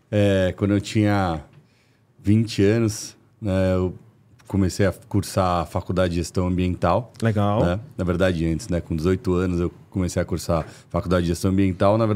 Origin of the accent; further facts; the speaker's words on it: São Paulo, Brazil; Eu venho de um bairro aqui de São Paulo é, classe média alta